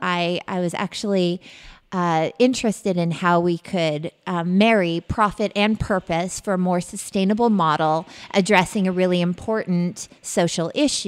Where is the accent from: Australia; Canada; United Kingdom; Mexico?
Canada; moved away as an adult; also born or lived in Western Massachusetts; now in United States; I'm from Canada originally.